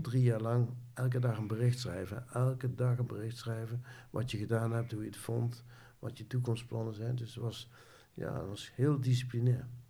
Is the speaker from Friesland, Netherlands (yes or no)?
no; Nijmegen, Gelderland, Netherlands; Ik ben geboren in Nijmegen aan de Graaseweg.